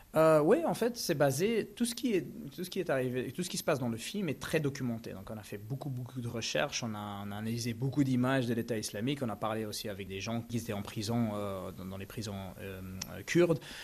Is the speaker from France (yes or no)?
no; Belgium; quand on a grandi en, en, en Belgique